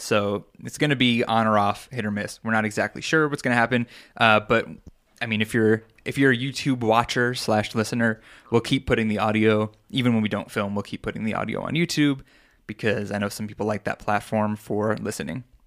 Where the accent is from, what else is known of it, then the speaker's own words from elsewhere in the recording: Long Island, New York, United States; moved away; I'm from Long Island.